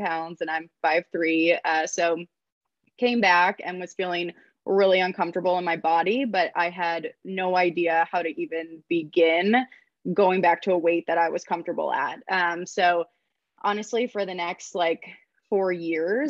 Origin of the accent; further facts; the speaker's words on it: Ann Arbor, Michigan, United States; also born or lived in Ohio; now in Denver, United States; grew up in Ann Arbor, Michigan